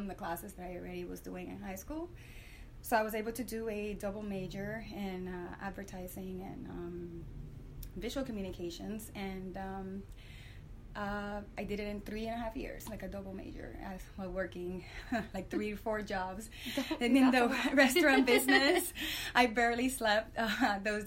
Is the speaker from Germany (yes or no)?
no; San Juan, Puerto Rico; also born or lived in Florida; now in United States; I grew up in San Juan, Puerto Rico. And I've moved here to the States maybe 21, 22 years ago